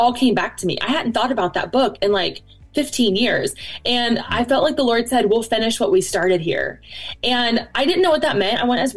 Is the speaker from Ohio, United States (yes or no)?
yes; Cincinnati, Ohio, United States; now in Northern Kentucky, United States; I was raised in Cincinnati, and now we live in Northern Kentucky.